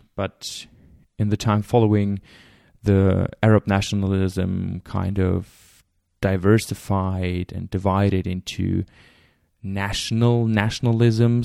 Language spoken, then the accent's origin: English; Germany; I'm from Germany